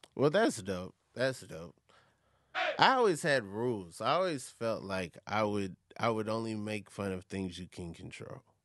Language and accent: English; Atlanta, Georgia, United States; I live in Atlanta and, well, I, from Atlanta